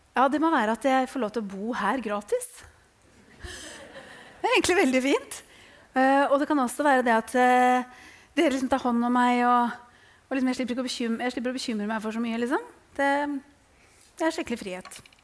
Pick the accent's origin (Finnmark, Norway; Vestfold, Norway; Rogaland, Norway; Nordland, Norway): Vestfold, Norway; Tønsberg; jeg er fra Tønsberg